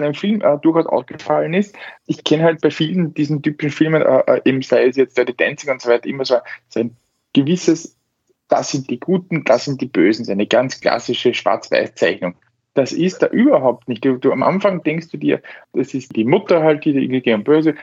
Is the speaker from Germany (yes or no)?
no; Austria; bei uns in Österreich